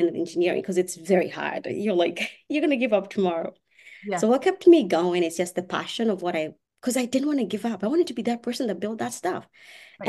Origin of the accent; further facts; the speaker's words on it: Kenya; English is a second language; now in United States; I'm not from Australia. I'm from Kenya.